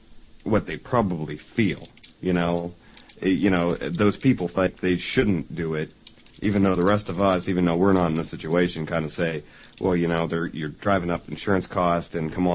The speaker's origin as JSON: {"language": "English", "region": "Ohio", "country": "United States", "said": "we're from Ohio"}